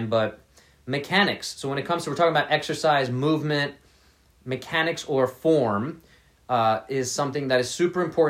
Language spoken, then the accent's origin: English; New York City, New York, United States; I grew up in New York City, so I didn't have a car for a very long time